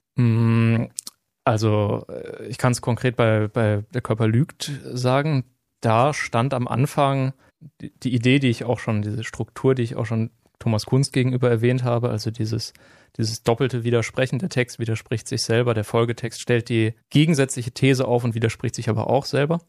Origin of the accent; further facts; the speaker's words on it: Nienburg, Lower Saxony, Germany; now in Greifswald, Germany; ich bin in Nienburg an der Weser aufgewachsen, äh, eine Stadt in ja, Niedersachsen